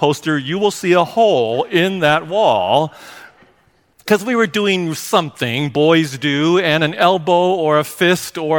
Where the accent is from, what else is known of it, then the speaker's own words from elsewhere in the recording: Seattle, Washington, United States; also born or lived in Hawaii; our house growing up in Seattle